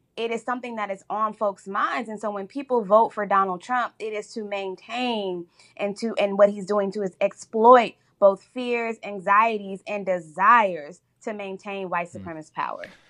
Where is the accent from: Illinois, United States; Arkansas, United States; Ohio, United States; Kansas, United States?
Illinois, United States; Chicago; my hometown and my home of Chicago